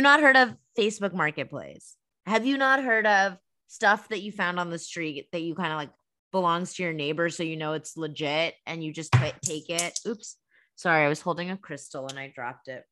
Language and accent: English; Massachusetts, United States; moved away; We're sisters and we're originally from Massachusetts